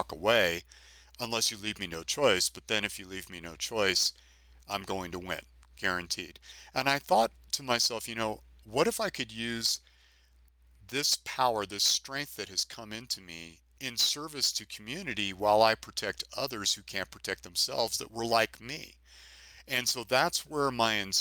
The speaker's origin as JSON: {"language": "English", "town": "San Francisco", "region": "California", "country": "United States", "tie": "born or raised there", "said": "I grew up in San Francisco"}